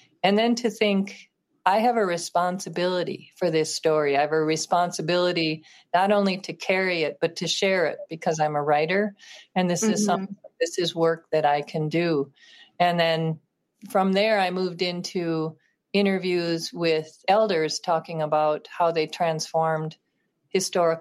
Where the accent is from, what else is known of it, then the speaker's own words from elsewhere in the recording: Minneapolis, Minnesota, United States; growing up in Minneapolis